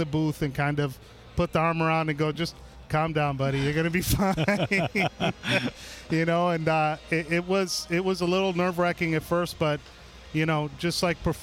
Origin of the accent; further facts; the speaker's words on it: New York City, New York, United States; now in Seattle, United States; I was born and raised in New York City